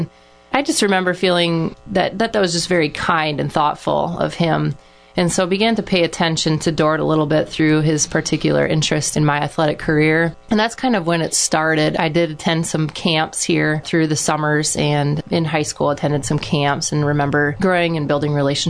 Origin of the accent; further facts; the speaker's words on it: Iowa, United States; I loved being from a small town. I just remember trusting everybody. I'd ride to Dune even on my bike from our acreage just to go get some donuts on a Saturday morning.